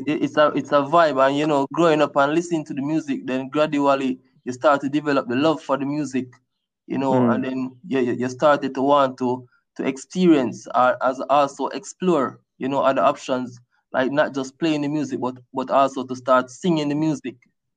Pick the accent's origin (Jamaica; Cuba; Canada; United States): Jamaica; from growing up in Jamaica, I was more exposed to dancehall and reggae music, the likes